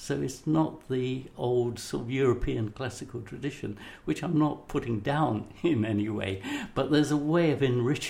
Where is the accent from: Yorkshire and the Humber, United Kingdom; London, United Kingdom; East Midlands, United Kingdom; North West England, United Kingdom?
London, United Kingdom; Somers Town; born there; I am from, well, you know, I was born up the road in Somers Town, for example.